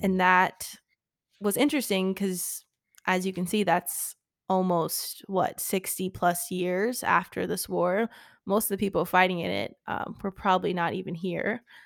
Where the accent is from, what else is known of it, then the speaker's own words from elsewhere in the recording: United States; also born or lived in Richmond, Virginia; our country